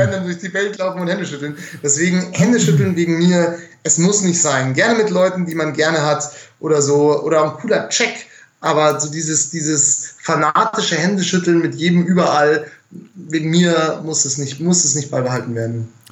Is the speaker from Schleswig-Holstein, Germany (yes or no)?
no; Munich, Bavaria, Germany; ich bin ja ein Münchner